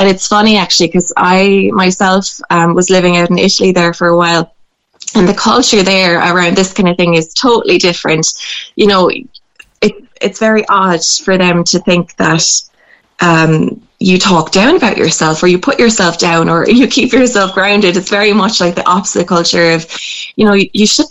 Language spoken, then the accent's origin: English; Ireland; growing up in Irish culture